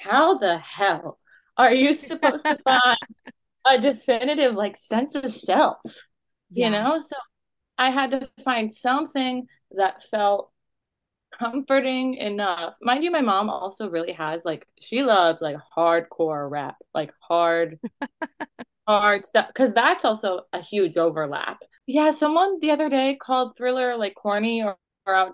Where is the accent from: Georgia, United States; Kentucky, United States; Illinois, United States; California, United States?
California, United States; East Bay; accent: California; I grew up in the East Bay area